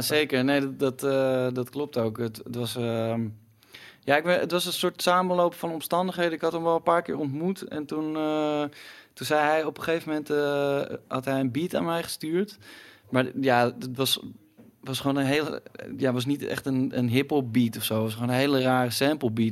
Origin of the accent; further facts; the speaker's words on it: Utrecht, Netherlands; now in Amsterdam, Netherlands; ik kom oorspronkelijk uit Utrecht en daar was gewoon geen reet te doen toen ik, toen ik eh, op de middelbare school zat.